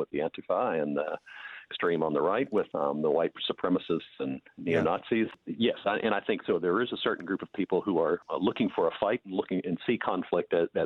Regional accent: United States; accent: American; now in New Zealand; as you can tell from my accent, as an American.

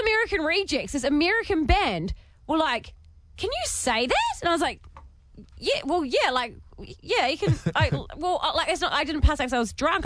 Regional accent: New Zealand; accent: Kiwi; my Kiwi accent

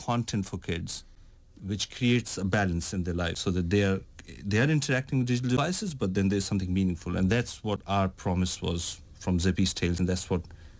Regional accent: India; I'm coming from India, living in India, and I've traveled around Europe

